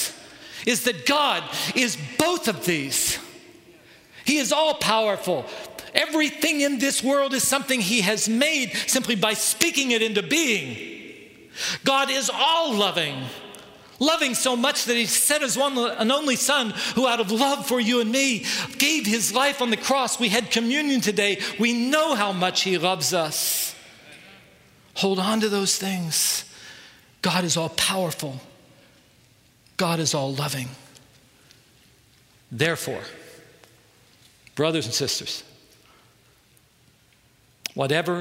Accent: United States; we as American Christians

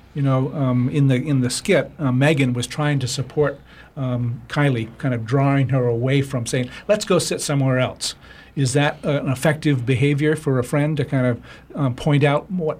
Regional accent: Bar Harbor, Maine, United States; my hometown of Bar Harbor

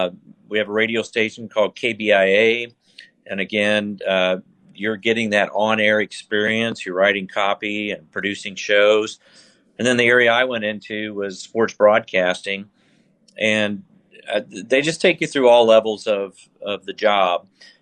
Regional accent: Jefferson City, Missouri, United States; I'm originally from Jefferson City, Missouri

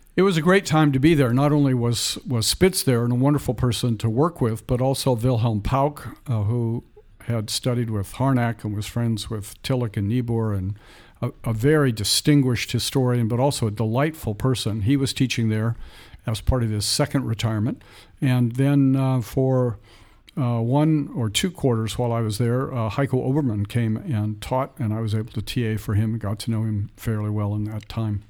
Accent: San Francisco Bay Area, Northern California, United States; I was raised in the San Francisco Bay Area in Northern California

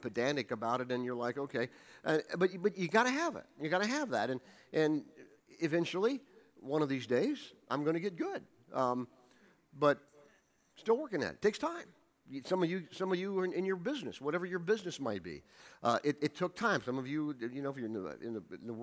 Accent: Ohio, United States; moved away; where I was raised in Ohio

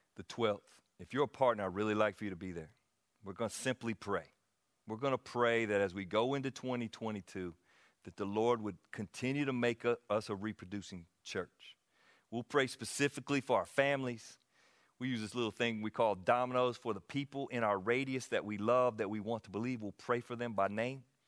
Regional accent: Anderson, United States; I'm from Anderson.

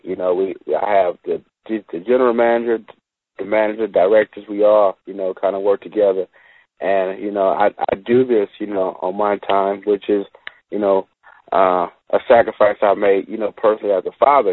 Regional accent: Los Angeles, California, United States; growing up in Watts

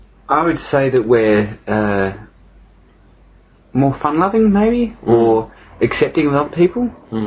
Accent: Brisbane, Queensland, Australia; I had my teenage years in Brisbane, growing up in Brisbane.

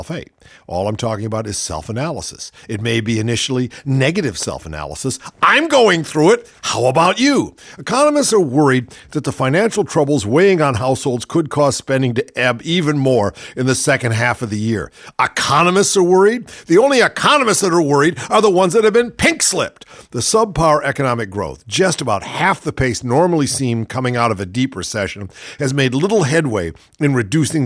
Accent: United States; I'm an American

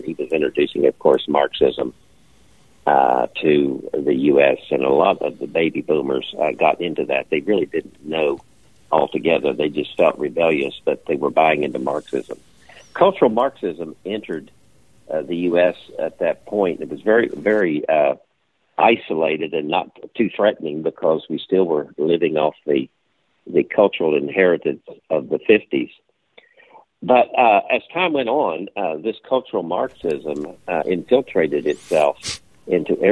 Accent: Charleston, West Virginia, United States; I grew up in Charleston, West Virginia

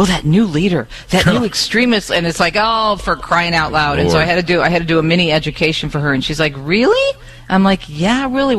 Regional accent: Michigan, United States; my home state of Michigan

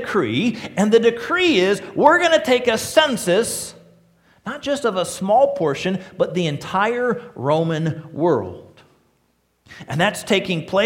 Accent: Joliet, Illinois, United States; now in Lima, United States; I was born in Joliet, outside of Chicago

